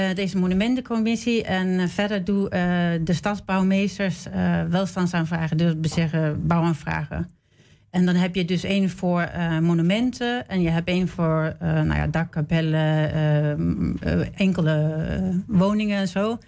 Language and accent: Dutch; Denmark; moved away as an adult; also born or lived in Sweden; now in Amsterdam, Netherlands; ik ben in Zweden geboren en opgegroeid in Denemarken